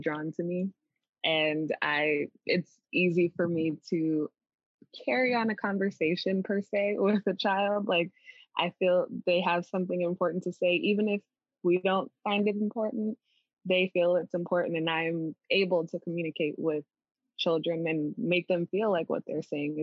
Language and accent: English; Florida, United States; also born or lived in Boston, Massachusetts; I grew up mostly in Florida, was raised a bit in Boston, went back and forth